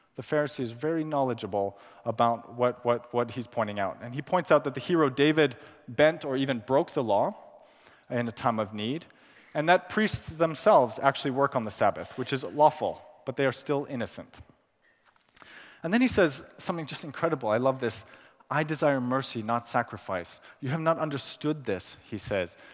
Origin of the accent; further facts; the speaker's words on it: Pakistan; moved away; also born or lived in California, United States; I was born in California. I, I grew up in Pakistan, where I spent my childhood and teenage years.